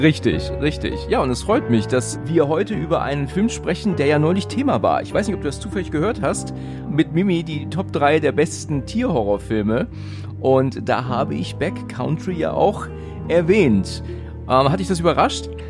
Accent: Husum, Schleswig-Holstein, Germany; moved away; ich bin ja aus ähm, Husum ursprünglich. Ich bin ja Norddeutscher auch

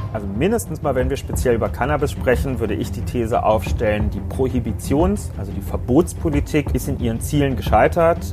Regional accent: Berlin, Germany; Ich persönlich als Berliner wollte auch noch nie im Prenzlauer Berg leben, will das auch in Zukunft nicht. Nicht nur, weil das nicht mein Wahlkreis ist, sondern weil ich echt überzeugtes Stadtrandkind bin.

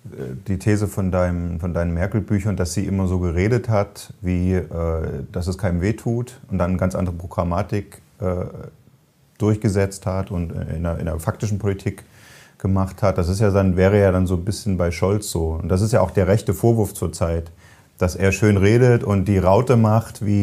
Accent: Frankfurt, Hesse, Germany; Also als Frankfurter darf man das.

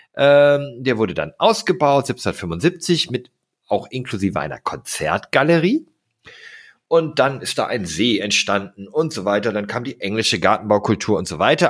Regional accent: Steinfurt, North Rhine-Westphalia, Germany; now in Hamburg, Germany; ich komme aus Wilmsberg. Dort bin ich aufgewachsen. Das ist ein Stadtteil des, des kleinen Ortes Borghorst, der zusammen mit Burg Steinfurt Steinfurt ergibt

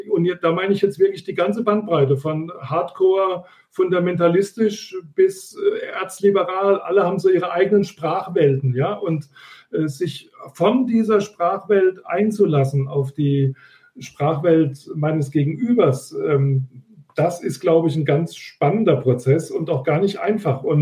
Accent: Pirmasens, Rhineland-Palatinate, Germany; wo ich mit einer einmaligen Ausbildung in meiner Heimatstadt Pirmasens an jedem meiner Studienorte einfach reinlaufen konnte

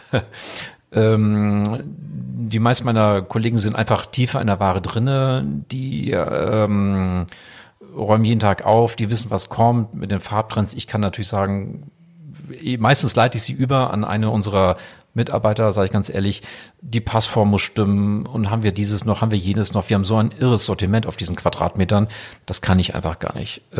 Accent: Sylt, Schleswig-Holstein, Germany; also born or lived in Wiesbaden; ich selber geboren in Wiesbaden und dann ähm, gehöre ich halt zu der Familie. Das heißt, mein Vater wurde dann von meinem Onkel gefragt, ob er nach Sylt kommen könnte. Dass wir 1984 nach Sylt gezogen

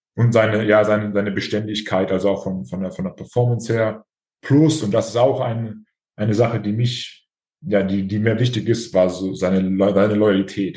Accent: Germany; bei uns in Deutschland

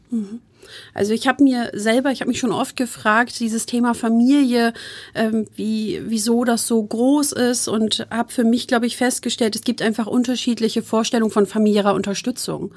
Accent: Hamburg, Germany; moved away as an adult; also born or lived in Wuppertal / Osnabrück; ich bin gebürtige Harburgerin und mhm. Hamburgerin.

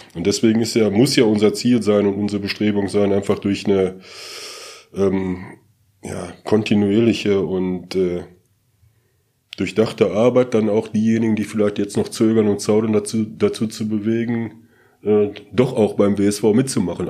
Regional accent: Ruhr area, North Rhine-Westphalia, Germany; ich komme aus dem Ruhrgebiet, gebürtig

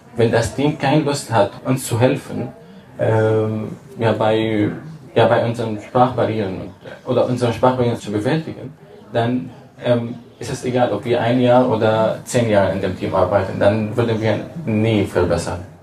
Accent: Damascus, Damascus Governorate, Syria; German is a second language; moved away as an adult; now in Germany; ich komme aus Damaskus

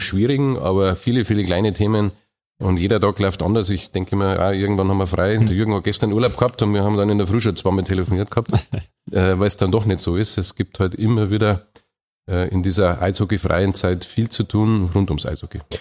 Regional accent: Munich, Bavaria, Germany; bin ja auch Oberbayer, also ich bin ein richtiger Münchner

